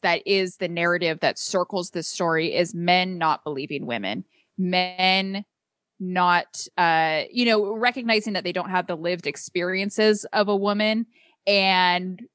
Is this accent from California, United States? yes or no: yes; California, United States; my home state of California